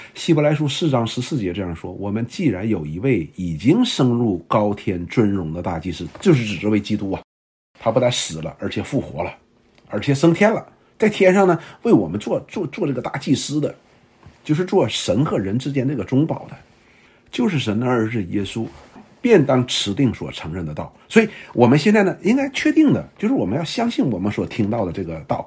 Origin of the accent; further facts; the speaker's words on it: China; 我们中国人读过很多的圣贤书啊